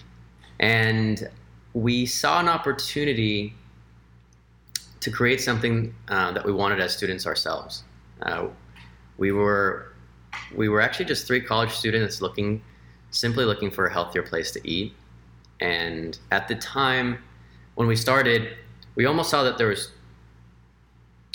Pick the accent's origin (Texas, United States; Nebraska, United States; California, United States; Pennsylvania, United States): California, United States; Los Angeles; moved away as an adult; also born or lived in Washington, D.C.; I grew up in Los Angeles, and I'm half Mexican, half Chinese.